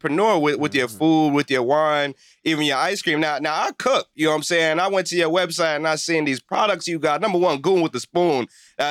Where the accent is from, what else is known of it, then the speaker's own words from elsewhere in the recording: New York City, New York, United States; I'm from Brooklyn